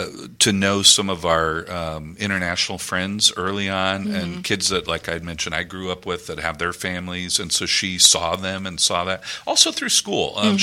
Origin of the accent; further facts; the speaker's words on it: Iowa, United States; now in Houston, United States; I grew up in Iowa